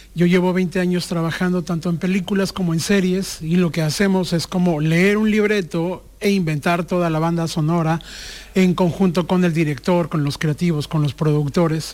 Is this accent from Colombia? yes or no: no; Mexico; yo soy de México